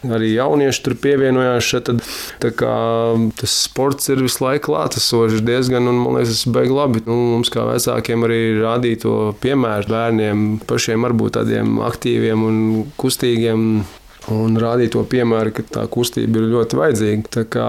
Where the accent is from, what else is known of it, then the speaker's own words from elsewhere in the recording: Sigulda, Sigulda Municipality, Latvia; Es nu, arī esmu dzimis audzis Siguldā